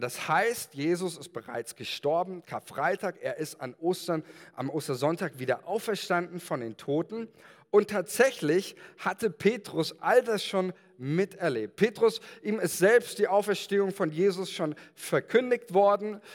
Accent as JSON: {"language": "German", "country": "Germany", "said": "als Deutsche"}